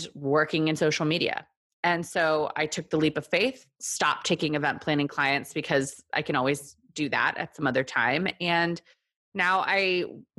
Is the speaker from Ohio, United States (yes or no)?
no; Texas, United States; moved away as an adult; also born or lived in South Korea / New York; now in Brooklyn, United States; I am from Texas. I was born in Korea, moved to Texas.